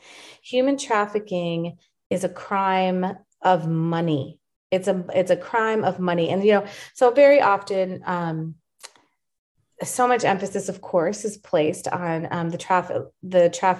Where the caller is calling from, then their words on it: Dallas, Texas, United States; I'm calling up from Dallas, Texas, USA right now.